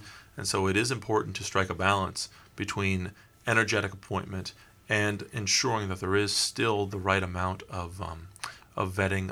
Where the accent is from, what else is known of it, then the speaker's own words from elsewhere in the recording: Iowa, United States; my home state